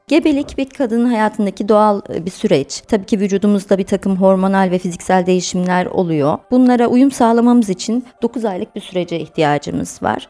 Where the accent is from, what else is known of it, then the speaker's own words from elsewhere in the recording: Trabzon, Turkey; moved away as an adult; also born or lived in Erzurum / Bafra; now in Samsun, Turkey; 1982 Trabzon doğumluyum. Eğitimimin büyük bir kısmını Trabzon'da tamamladım.